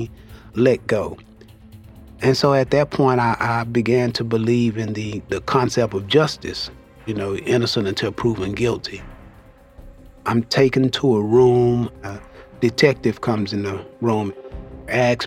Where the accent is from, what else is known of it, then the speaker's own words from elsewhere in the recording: Dallas, Texas, United States; I'm from Dallas, Texas. Growing up, I stayed in Oak Cliff with my mom, dad, and two younger brothers and an older sister